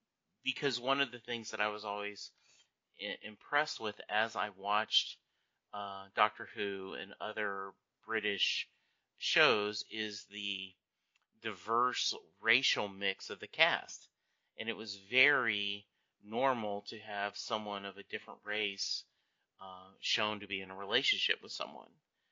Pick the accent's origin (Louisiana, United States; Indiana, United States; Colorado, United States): Louisiana, United States; also born or lived in Kentucky; You know, I grew up in Louisiana, spent a lot of time there in Kentucky, and a lot of the issues after the Civil War might have been touched on